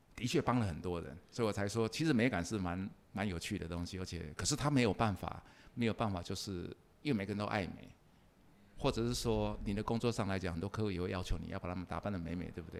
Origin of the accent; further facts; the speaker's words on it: Nantou County, Taiwan; 我也是南投人